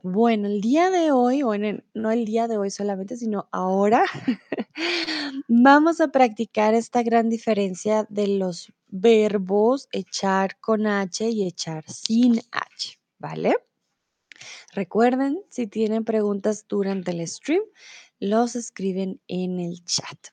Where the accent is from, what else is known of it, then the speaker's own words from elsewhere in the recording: Bogotá, Colombia; also born or lived in Mexico; now in Germany; soy de Colombia, de Bogotá